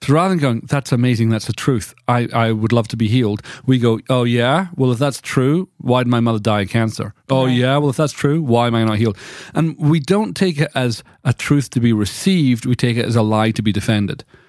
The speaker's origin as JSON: {"language": "English", "country": "United Kingdom", "tie": "born or raised there", "moved": "yes", "said": "in Britain, there's all these things that were just part of my childhood"}